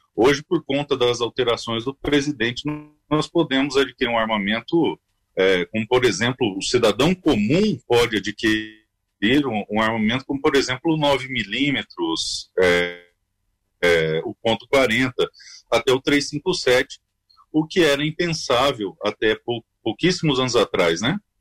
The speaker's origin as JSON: {"language": "Portuguese", "region": "interior of Mato Grosso do Sul", "country": "Brazil", "said": "eu sou do Mato Grosso, do interior do Mato Grosso do Sul"}